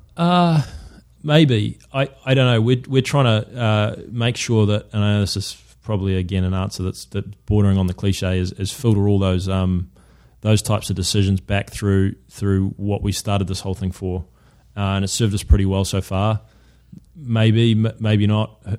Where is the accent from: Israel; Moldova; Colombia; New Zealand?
New Zealand; moved away as an adult; also born or lived in London, United Kingdom; now in United States; as a Kiwi to be able you know with a business based here to be able to go back to New Zealand